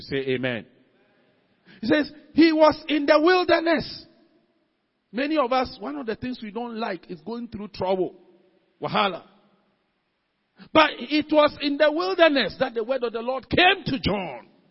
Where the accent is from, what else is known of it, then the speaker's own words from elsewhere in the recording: Ghana; as a Ghanaian, as a citizen of any nation that I belong